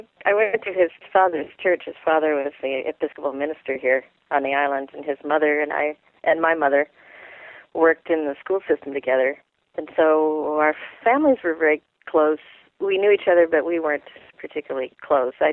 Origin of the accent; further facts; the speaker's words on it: Vashon, Washington, United States; I grew up on Vashon.